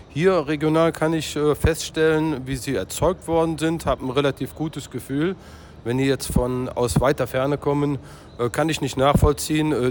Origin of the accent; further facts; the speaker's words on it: North Rhine-Westphalia, Germany; Ich komme aus dem Oberbergischen Kreis und äh, da ist Gott sei Dank die Möglichkeit noch